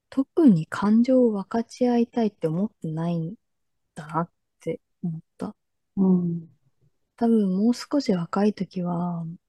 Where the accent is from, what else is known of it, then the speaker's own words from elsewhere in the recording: Japan; 日本人だから